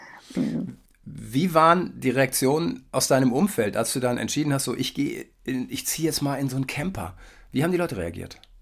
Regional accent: Germany; für mich als Westdeutscher

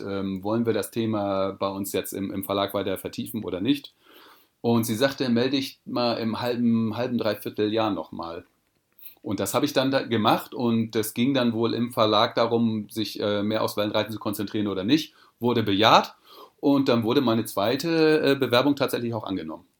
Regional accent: Sylt, Schleswig-Holstein, Germany; now in Portugal; auf Sylt bin ich geboren und aufgewachsen

